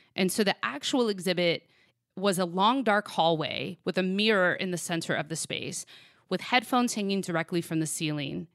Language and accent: English; Sacramento, California, United States; my hometown of Sacramento